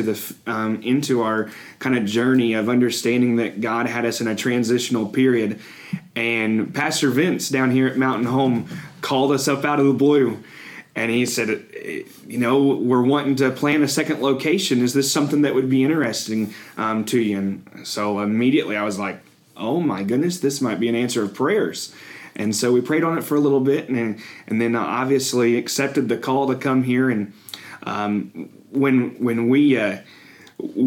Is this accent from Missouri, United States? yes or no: yes; Cape Girardeau, Missouri, United States; also born or lived in Murray, Kentucky; I grew up in the Boot Hill, actually myself, in a town called Cape Girardeau, Missouri